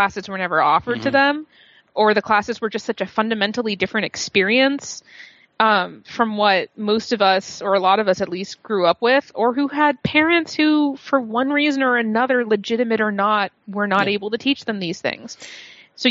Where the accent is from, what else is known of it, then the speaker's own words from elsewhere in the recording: Massachusetts, United States; moved away; I grew up in Massachusetts